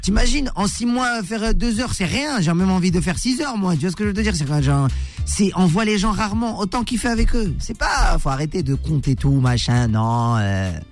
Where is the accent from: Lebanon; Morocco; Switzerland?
Morocco; Chez nous au Maroc